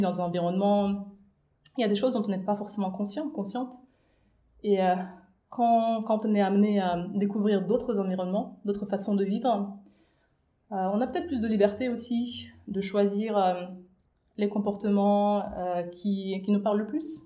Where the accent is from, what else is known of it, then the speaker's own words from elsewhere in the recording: Minsk, Belarus; moved away as an adult; also born or lived in China; je suis née et j'ai grandi à Minsk, à la capitale de la Biélorussie